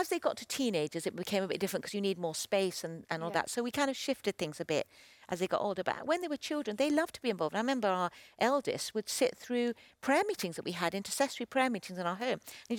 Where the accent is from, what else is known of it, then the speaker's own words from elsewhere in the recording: Chile; Well, especially with Christian people, I grew up in Chile. I was on the mission field